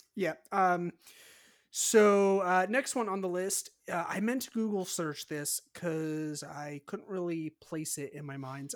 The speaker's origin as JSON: {"language": "English", "region": "California", "country": "United States", "said": "I'm from California"}